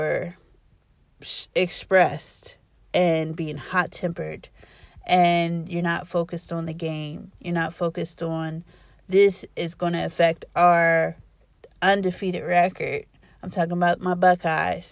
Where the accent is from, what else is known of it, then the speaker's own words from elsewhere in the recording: Columbus, Ohio, United States; I'm from Columbus, Ohio